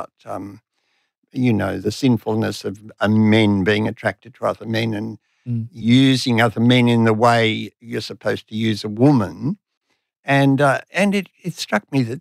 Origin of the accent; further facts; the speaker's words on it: Sydney, New South Wales, Australia; also born or lived in Katoomba, New South Wales; left Katoomba and came to Sydney when I was seven